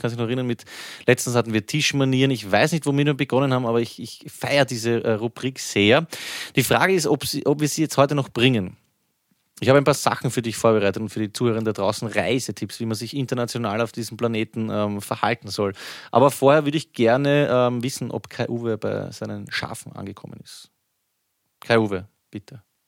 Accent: Vienna, Austria; bei uns in Wien

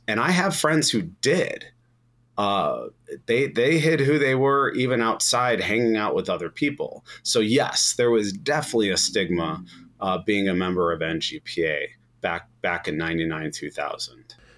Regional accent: Chicago, Illinois, United States; Growing up in Chicago

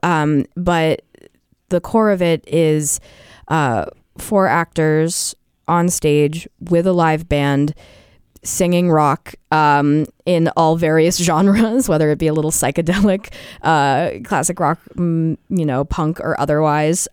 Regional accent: Portsmouth, New Hampshire, United States; I grew up in Portsmouth

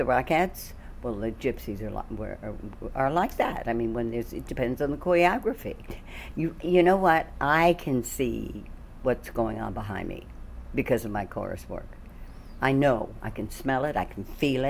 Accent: Washington, District of Columbia, United States; I'm from D.C., Washington, D.C. And I was in a ballet school there

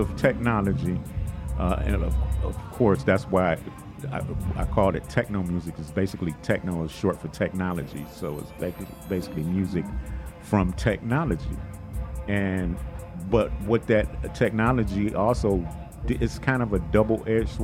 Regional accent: Detroit, Michigan, United States; we're both from Detroit, and it was like something about the air or the water or something in Detroit that had young guys, young musicians like myself, kind of on that path

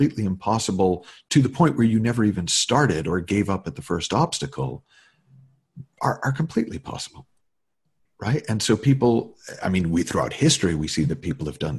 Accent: New England, United States; now in Los Angeles, United States; I'm living in LA, have been since, but I, as a kid, I grew up in New England.

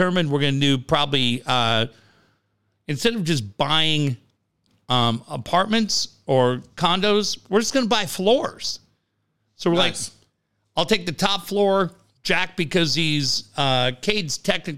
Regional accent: Canada; I'm Canadian.

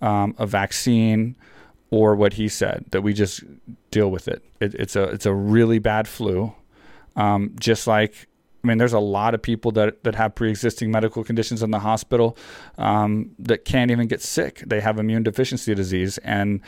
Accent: Texas, United States; I grew up in Texas where on your like 9th birthday, you get like a 22

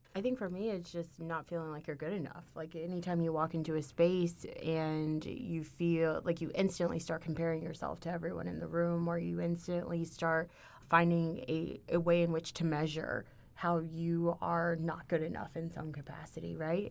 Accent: Houston, Texas, United States; moved away as an adult; now in Ithaca, United States; I'm from Houston, which is the biggest, you know, fourth biggest city in the United States.

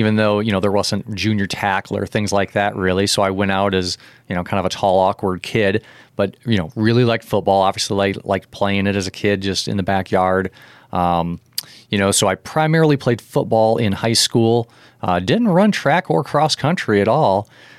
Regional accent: Leaf River, Illinois, United States; also born or lived in Rockford; I was born in Rockford, but basically grew up in Leaf River my whole life. Went to Forest in high school when Leaf River and Forest emerged. Graduated in 1994. So I'm a small town guy, definitely.

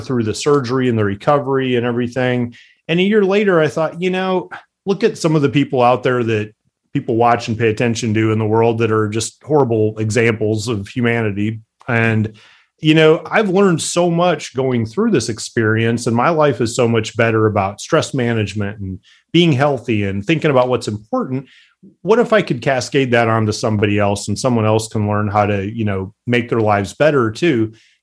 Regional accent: Midwest, United States; I grew up in the Midwest, just humble

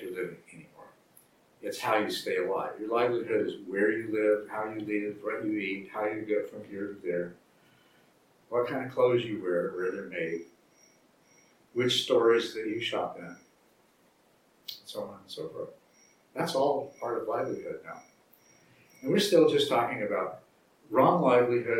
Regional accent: Texas, United States; also born or lived in Arizona; I grew up in the South, first in Arizona and then in Texas

